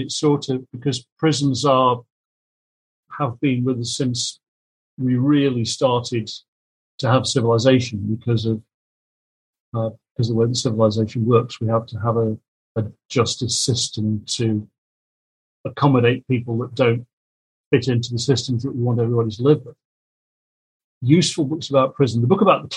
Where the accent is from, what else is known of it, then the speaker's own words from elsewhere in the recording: Kidsgrove, West Midlands, United Kingdom; I made in my hometown in 2018